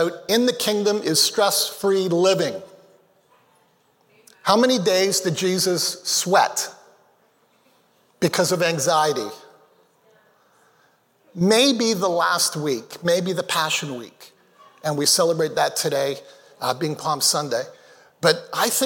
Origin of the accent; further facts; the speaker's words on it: Canada; also born or lived in Malawi; I was born in Canada. When I was 2 months of age, my parents moved back to Malawi, Africa, where they met. I never did become a Malawian by citizenship, but I lived there and came back to Canada when I was 5.